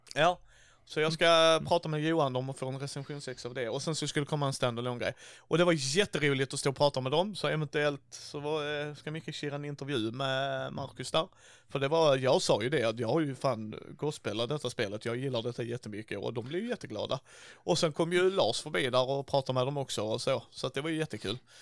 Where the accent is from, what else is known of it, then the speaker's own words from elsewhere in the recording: Helsingborg, Skåne, Sweden; var är du ifrån? Så bara Helsingborg